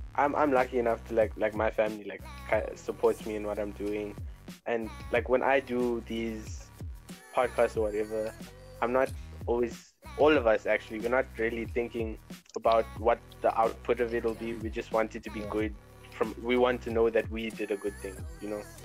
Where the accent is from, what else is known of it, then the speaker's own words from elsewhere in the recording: Durban, KwaZulu-Natal, South Africa; I'm from Durban as well